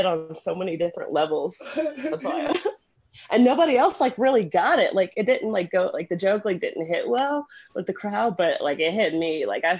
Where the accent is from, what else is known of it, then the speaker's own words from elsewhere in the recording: Mississippi, United States; moved away as an adult; also born or lived in Virginia / New York; now in New Mexico, United States; I grew up in mostly in Mississippi. That's pretty much where I was raised. I was born in Virginia. And then, like, my dad's from New York, so I spent time up there, like, as a little kid.